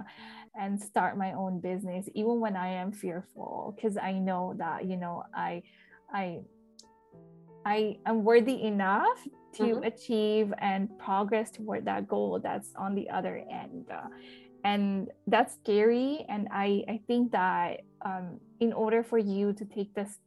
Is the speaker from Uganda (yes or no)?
no; India; moved away; I was born in India